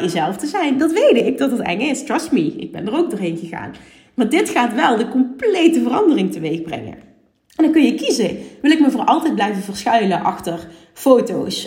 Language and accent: Dutch; Limburg, Netherlands; accent: Limburgs; Ik ben een huppelkutje uit Limburg